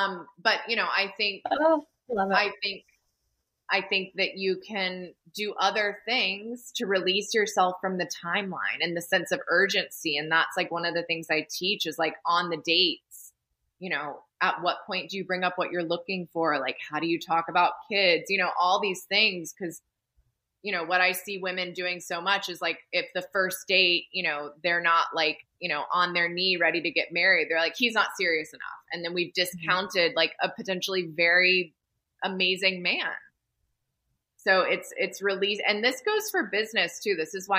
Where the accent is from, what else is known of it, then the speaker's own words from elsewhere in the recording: the South, United States; You know, I'm from the South, so, you know, all my friends have at least 3 kids by now.